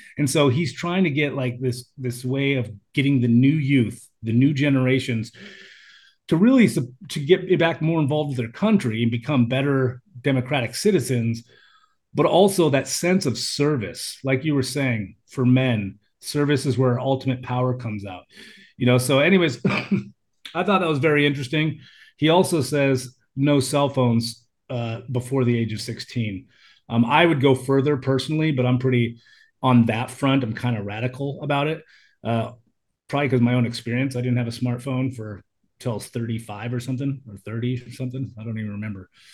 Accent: United States; moved away as an adult; now in Thailand; when I was young, being an American

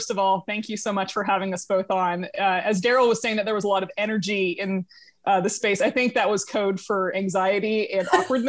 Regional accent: Southeast, United States; moved away as an adult; also born or lived in Georgia / Florida; now in Salt Lake City, United States; Being from the Southeast is a huge part of my identity.

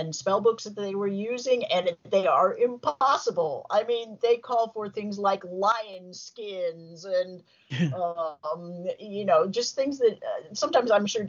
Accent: Southern California, United States; I grew up here in Southern California

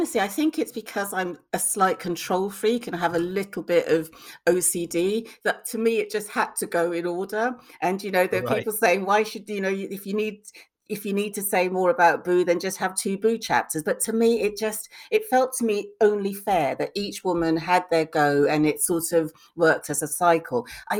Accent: Lagos, Nigeria; also born or lived in Bristol; I went to Lagos before I was two, so I was born in Bristol, but I have no recollection of, I don't remember being two. So as far as I was concerned, I was brought up in Nigeria

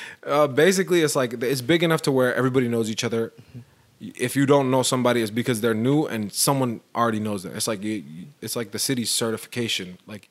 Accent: Fort Worth, Texas, United States; born there; also born or lived in Portland, United States; I was born in Fort Worth.

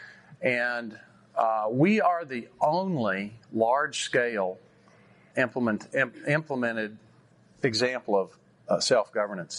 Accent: Texas, United States; growing up in Texas, I love Texas

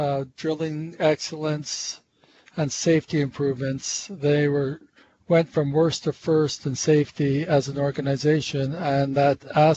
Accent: Montreal, Quebec, Canada; accent: North American; I grew up in Montreal

